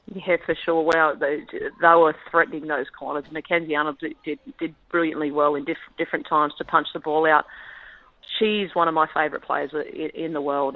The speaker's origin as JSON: {"language": "English", "town": "Campbelltown", "region": "New South Wales", "country": "Australia", "tie": "born or raised there", "said": "I grew up in Campbelltown and um, played for Leppington Lions"}